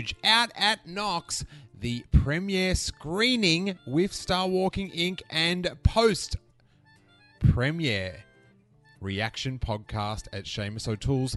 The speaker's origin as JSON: {"language": "English", "country": "Australia", "accent": "Australian", "said": "it's my Australian accent"}